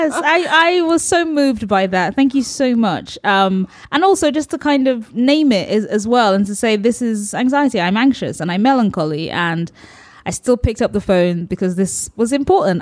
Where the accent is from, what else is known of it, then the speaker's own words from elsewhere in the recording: Nigeria; as a Nigerian